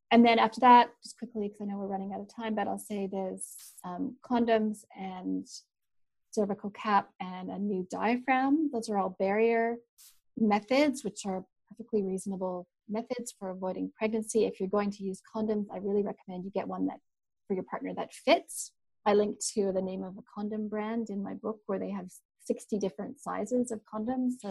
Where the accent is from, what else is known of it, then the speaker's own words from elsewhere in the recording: Canada; now in New Zealand; we have both grizzly bears and black bears, and where I'm from in Canada, and I've encountered both